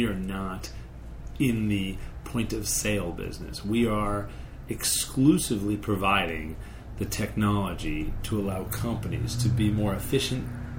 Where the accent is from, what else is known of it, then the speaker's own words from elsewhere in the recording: West Hartford, Connecticut, United States; moved away as an adult; also born or lived in Arizona / Silicon Valley; I grew up in Connecticut, West Hartford, Connecticut.